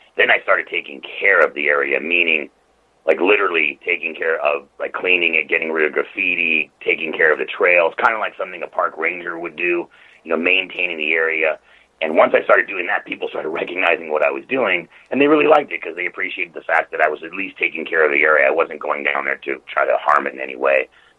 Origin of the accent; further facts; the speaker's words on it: Beverly Hills, California, United States; Well, it started really, I was born and raised in Beverly Hills.